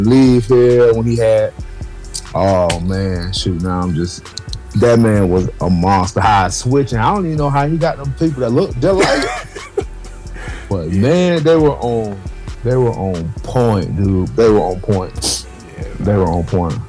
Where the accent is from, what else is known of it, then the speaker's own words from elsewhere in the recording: Gardena, California, United States; I grew up in Gardena in the hood